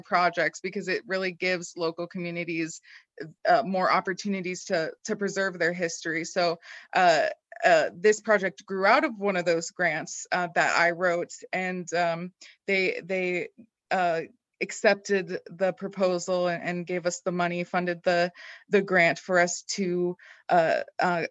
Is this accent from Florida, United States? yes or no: yes; Florida, United States; I am born and raised in Florida, which is pretty a rare sight these days